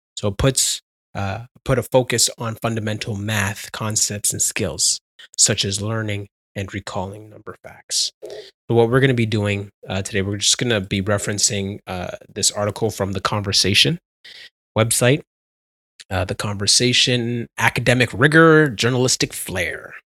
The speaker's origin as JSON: {"language": "English", "country": "Canada", "said": "I'm Canadian"}